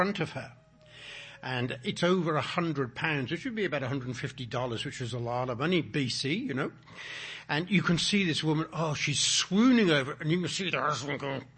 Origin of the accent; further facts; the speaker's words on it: England, United Kingdom; I was born in England